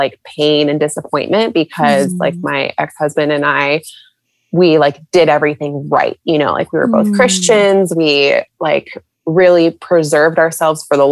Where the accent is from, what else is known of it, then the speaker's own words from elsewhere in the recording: San Diego, California, United States; moved away as an adult; now in Charlotte, United States; I'm originally from California, San Diego specifically